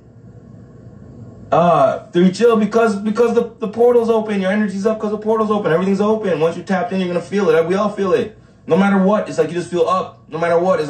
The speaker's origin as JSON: {"language": "English", "town": "Negril", "region": "Westmoreland", "country": "Jamaica", "moved": "yes", "said": "I'm from Negril."}